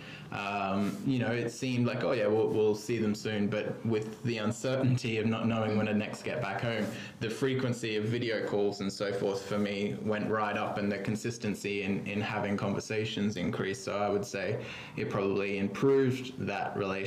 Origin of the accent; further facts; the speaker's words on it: Australia; moved away as an adult; now in London, United Kingdom; I'm an Australian, but have been living in London for 8 years now.